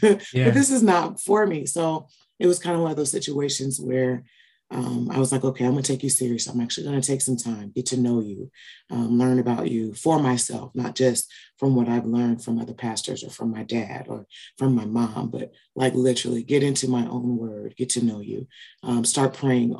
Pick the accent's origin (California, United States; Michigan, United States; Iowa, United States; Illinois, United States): Illinois, United States; Peoria; I am born and raised in Peoria, Illinois